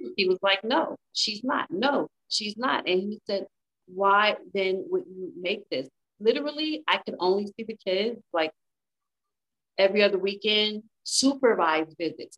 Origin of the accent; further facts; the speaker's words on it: Inglewood, California, United States; moved away as an adult; now in Las Vegas, United States; I am from Inglewood, California.